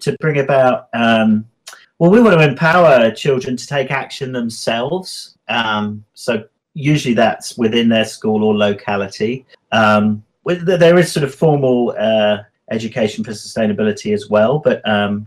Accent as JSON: {"language": "English", "region": "England", "country": "United Kingdom", "moved": "yes", "lives_now": "Wanaka, New Zealand", "said": "I'm English, you can probably tell"}